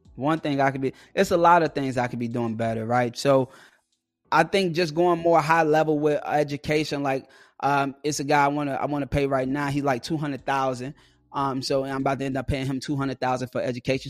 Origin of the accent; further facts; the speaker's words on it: Chicago, Illinois, United States; I'm from Chicago